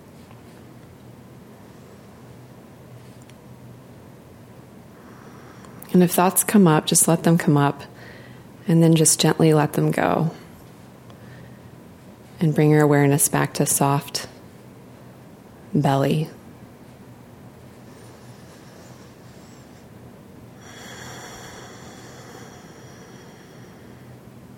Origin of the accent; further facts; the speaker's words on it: Memphis, Tennessee, United States; moved away; I grew up in Memphis, Tennessee